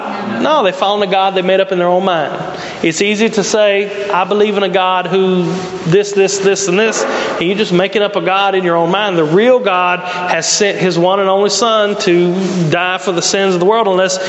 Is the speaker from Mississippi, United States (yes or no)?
yes; Mississippi, United States; now in Brownsville, United States; I moved here and like, what do y'all do in Brownsville? You know, I come from Mississippi and the cool thing was like to drive in a circle.